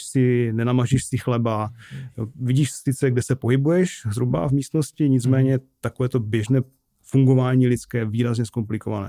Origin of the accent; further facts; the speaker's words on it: Bohumín, Moravian-Silesian Region, Czechia; accent: Ostrava; also born or lived in Ostrava / Prague; já jsem vyrostl v Bohumí